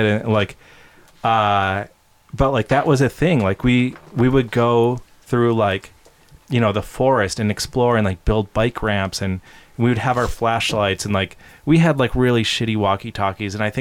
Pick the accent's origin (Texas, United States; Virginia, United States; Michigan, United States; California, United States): Michigan, United States; Brighton; growing up in Brighton, Michigan, when it was, like, a small town